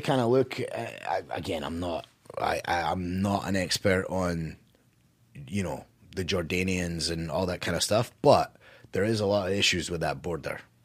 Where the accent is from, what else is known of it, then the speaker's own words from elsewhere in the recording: United States; as an American